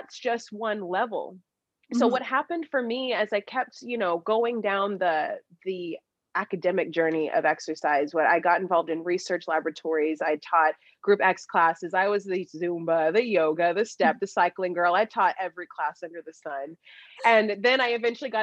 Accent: Dallas, Texas, United States; I'm from Dallas, Texas

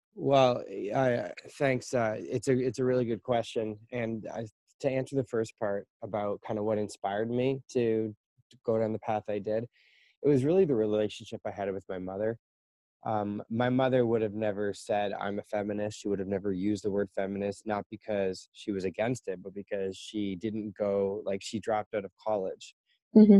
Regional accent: Canada; moved away as an adult; now in China; I am a Canadian, and I am currently living in China

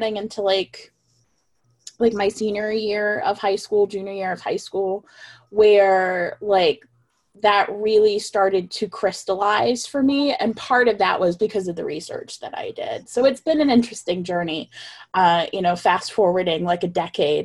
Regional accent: Deep South, United States; I was born in the Deep South.

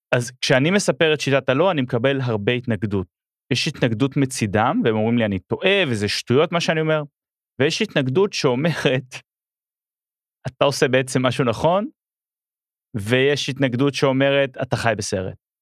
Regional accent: Israel; also born or lived in Melbourne, Australia; אני ישראלי באוסטרליה פתאום

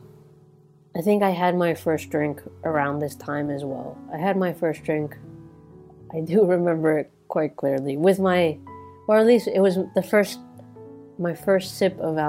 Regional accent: New Territories, Hong Kong; I grew up in the New Territories, so like the suburbs of India. The suburbs of Hong Kong

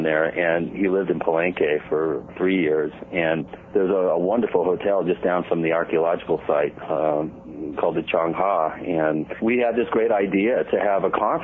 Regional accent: Washington, United States; moved away as an adult; also born or lived in New York City; now in Colorado, United States; I grew up in Washington State

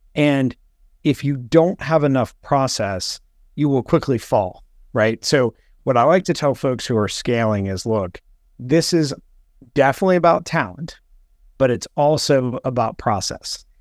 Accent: Morgantown, West Virginia, United States; moved away as an adult; also born or lived in United Kingdom / Washington, D.C.; I grew up in, in West Virginia

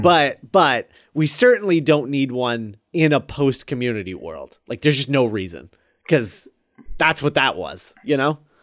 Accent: United States; we're American

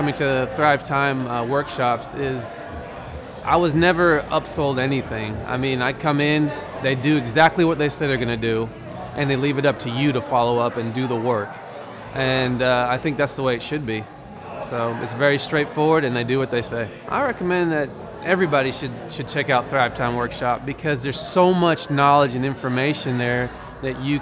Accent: Broken Arrow, Oklahoma, United States; I'm from Broken Arrow, Oklahoma.

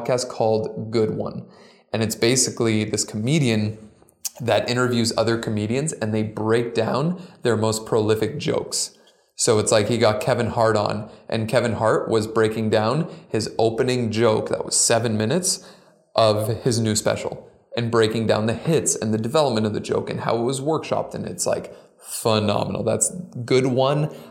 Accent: Pickering, Ontario, Canada; now in Toronto, Canada; I grew up in Pickering, just outside of Toronto.

